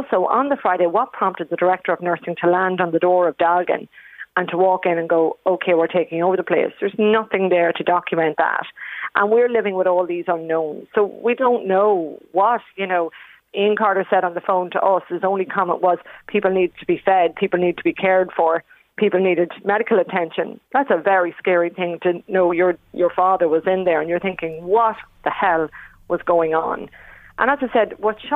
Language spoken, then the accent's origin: English; Ireland; as Irish people